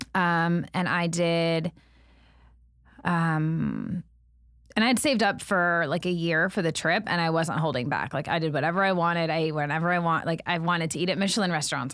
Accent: United States; I'm an American

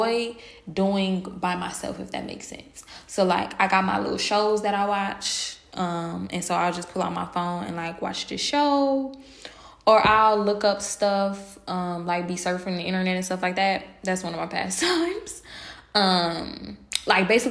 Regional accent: Milwaukee, Wisconsin, United States; moved away as an adult; I do like living outside of my hometown

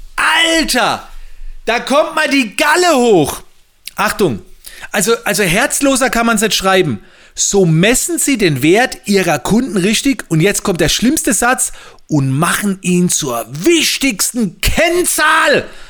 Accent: Mannheim, Baden-Württemberg, Germany; bei uns in Mannheim

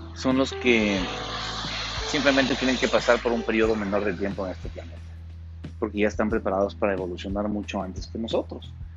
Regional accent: Ecuador; aquí en mi país, en Ecuador

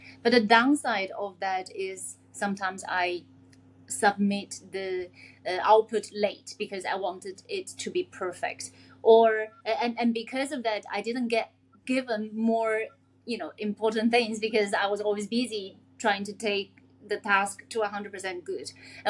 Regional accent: China; English is a second language; also born or lived in Singapore / United Kingdom; I grew up in China, I grew up in Singapore, I grew up in the UK. English is not my first language.

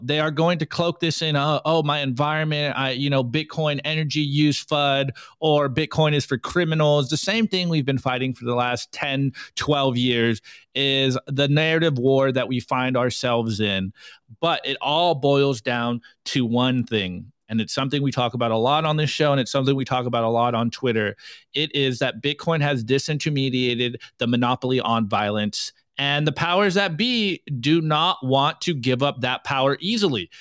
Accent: United States; I'm an American public school student

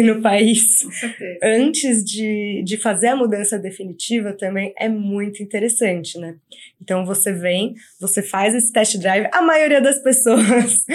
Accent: São Paulo, Brazil; moved away as an adult; now in Canada; sou de São Paulo

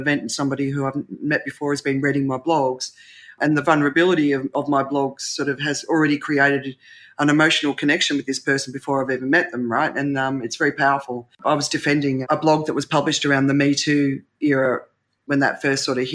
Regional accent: Australia; I grew up in Australia with the tall poppy syndrome

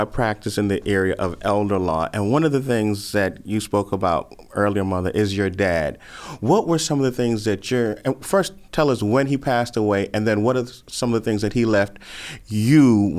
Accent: Bermuda; growing up in Bermuda

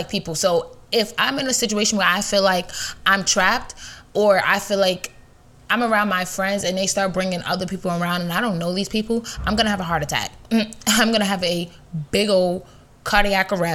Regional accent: New York, United States; I'm a New Yorker.

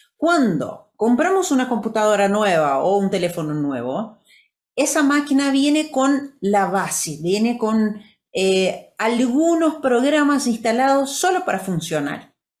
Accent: Brazil; first language Portuguese; Spanish is a second language; yo soy brasilera, mm, viví en Brasil, crecí en Brasil

